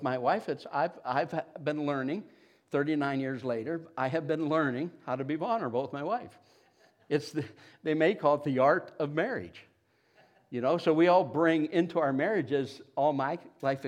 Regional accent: Niles, Ohio, United States; I grew up around Niles, Youngstown area.

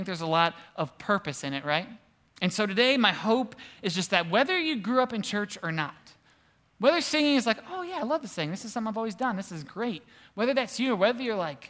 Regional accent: Cleveland, Ohio, United States; we're from Cleveland-ish

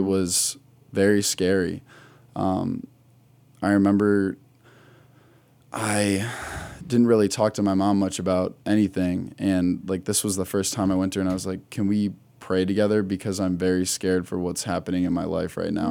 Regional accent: Wadsworth, Ohio, United States; I am from the Akron area. I grew up in a little town, Wadsworth, right down

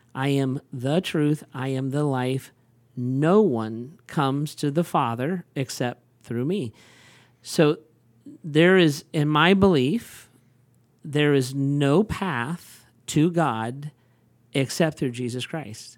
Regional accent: United States; I am like an American

